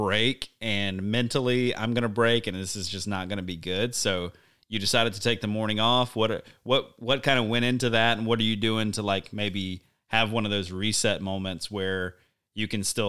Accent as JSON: {"language": "English", "region": "the South", "country": "United States", "tie": "born or raised there", "said": "I mean, you know, growing up in the South, we had deer camp, but things are, I don't know, it's just different."}